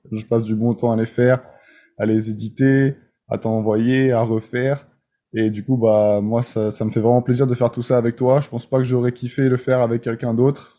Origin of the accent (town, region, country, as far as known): France; first language French; moved away as an adult; now in United States